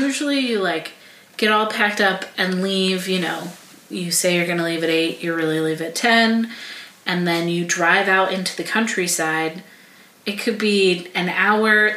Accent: United States; as an American

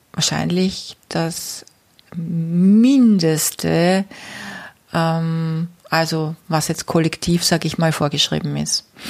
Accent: Austria; bei uns in Österreich

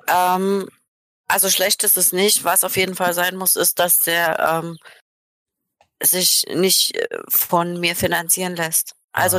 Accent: Saxony, Germany; moved away; weil ich bin ja selber in Sachsen geboren

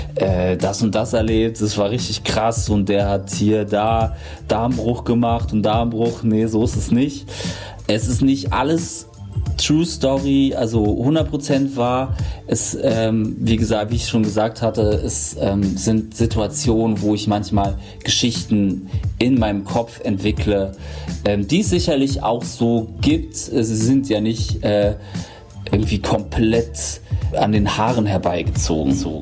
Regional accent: Berlin, Germany; ich wurde in Berlin-Neukölln geboren

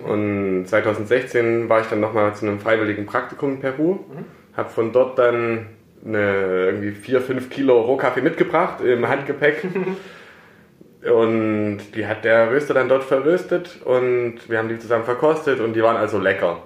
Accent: Plauen, Saxony, Germany; moved away as an adult; also born or lived in Karlsruhe; now in Herrenberg, Germany; ich komme eigentlich aus äh, Sachsen, mhm. aus Plauen in Sachsen, da bin ich geboren und aufgewachsen

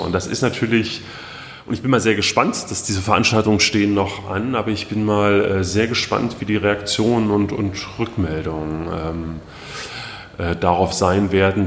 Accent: Gera, Thuringia, Germany; in Gera, meiner Heimatstadt

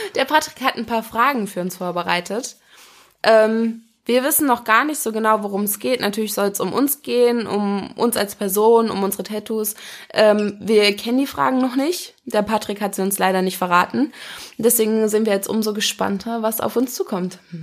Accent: Wolfhagen, Hesse, Germany; also born or lived in Kassel; now in Frankfurt, Germany; Geboren bin ich in Wolfhagen. Das ist ein, ähm, ein ganz kleines Dorf in der Nähe von Kassel

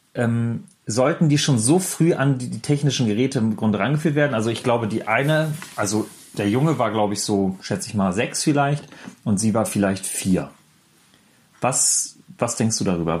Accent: the North, Northern Germany, Germany; Bei uns im Norden

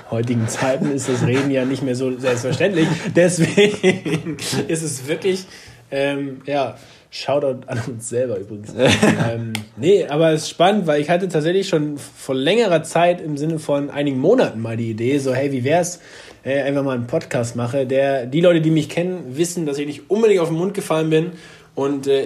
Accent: Hamburg, Germany; Ich mit dem ganzen Schnaps. Achso, oder Mexikaner. Als Hamburger.

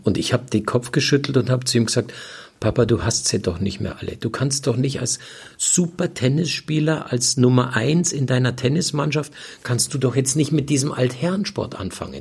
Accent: Munich, Bavaria, Germany; moved away as an adult; also born or lived in Florida, United States; ich bin in München aufgewachsen, ich bin in München groß geworden

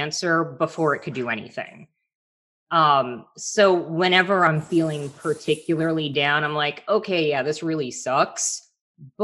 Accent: South Florida, United States; I grew up in South Florida, snorkeling, diving.

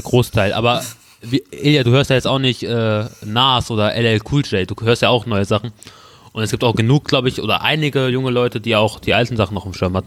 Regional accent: Peine, Lower Saxony, Germany; ich bin Peiner

